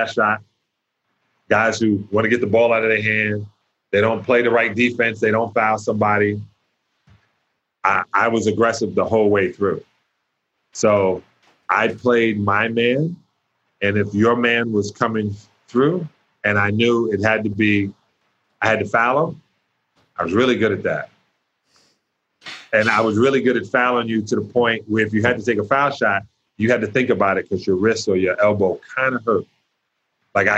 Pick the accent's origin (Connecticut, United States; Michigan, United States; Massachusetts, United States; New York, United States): New York, United States; New York City; I grew up in Brooklyn